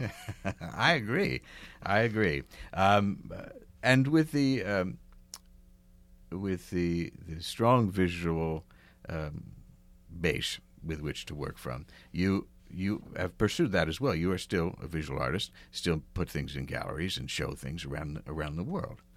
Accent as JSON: {"language": "English", "area": "outside of Philadelphia", "region": "Pennsylvania", "country": "United States", "tie": "born or raised there", "said": "I grew up outside of Philadelphia"}